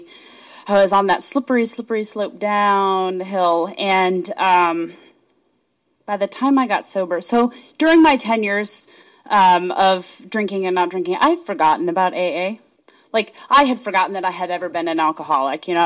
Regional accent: Arizona, United States; I'm from Arizona

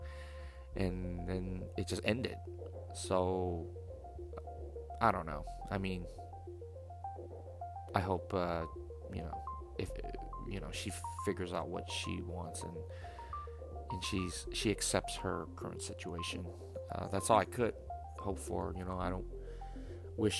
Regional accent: United States; being American

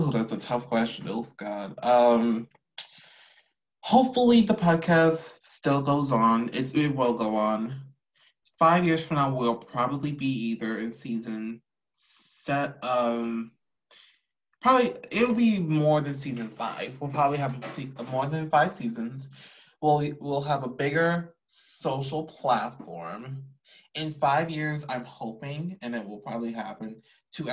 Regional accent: Houston, Texas, United States; I'm from H-Town, from Houston

